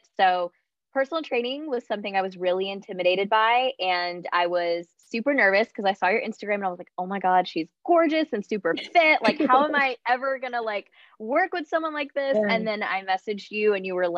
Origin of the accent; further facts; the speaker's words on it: Charlotte, North Carolina, United States; I am from Charlotte, North Carolina in the U.S.